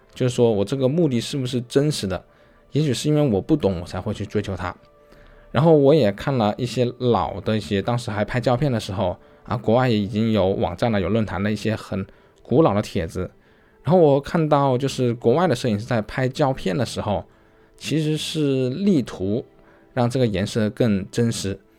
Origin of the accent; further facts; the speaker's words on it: China; 我们中国人有自己中国人的一些特质